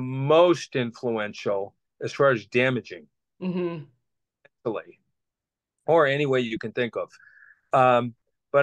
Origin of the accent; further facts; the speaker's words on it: Boston, Massachusetts, United States; I grew up in Boston, Massachusetts, on the outskirts of that city